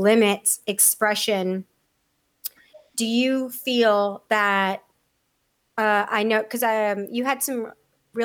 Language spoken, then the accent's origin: English; San Diego, California, United States; moved away; also born or lived in Texas; I grew up in San Diego and Texas, but like I was a kid, so mostly I remember San Diego